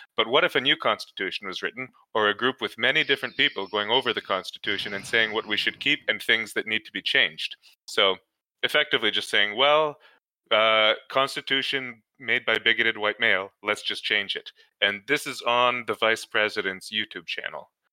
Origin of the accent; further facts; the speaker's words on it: Canada; as a Canadian